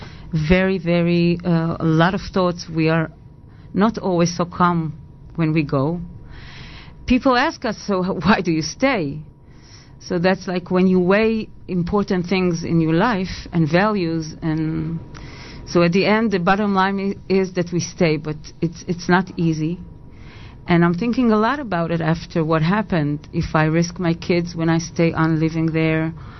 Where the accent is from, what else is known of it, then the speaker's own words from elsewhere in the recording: Petah Tikva, Central District, Israel; English is a second language; Petah Tikva.